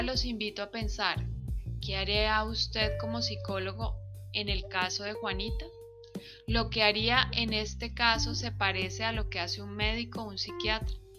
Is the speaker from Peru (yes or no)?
no; Colombia; como colombianos